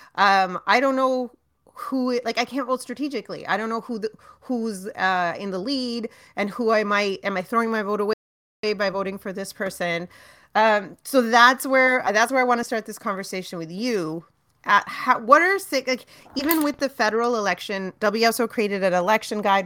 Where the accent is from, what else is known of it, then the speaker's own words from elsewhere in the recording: Brampton, Ontario, Canada; now in Toronto, Canada; I was raised in Brampton, spent my, all my formative years in Brampton